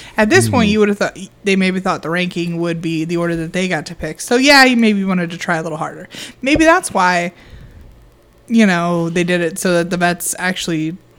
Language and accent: English; Illinois, United States; I mean, we're from Illinois. We don't live in Chicago.